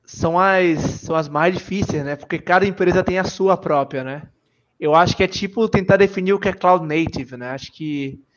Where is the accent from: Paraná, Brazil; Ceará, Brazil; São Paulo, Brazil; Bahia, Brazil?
Bahia, Brazil; Salvador; sou da Bahia, como perceberam meu sotaque, Salvador.